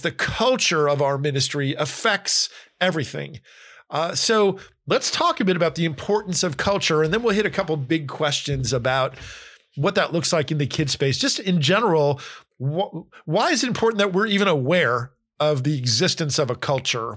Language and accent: English; Northeast US, United States; also born or lived in California / Florida; now in Nashville, United States; I grew up in the Northeast, in Pennsylvania, New Jersey